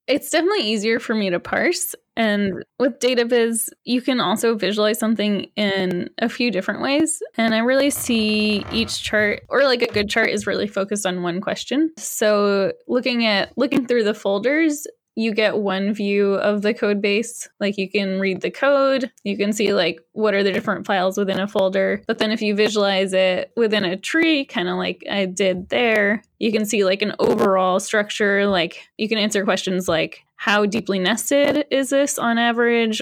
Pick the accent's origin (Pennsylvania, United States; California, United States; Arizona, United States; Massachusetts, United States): Massachusetts, United States; also born or lived in Austin, Texas; now in Rochester, United States; I grew up in Massachusetts, but I had spent five years in Austin, Texas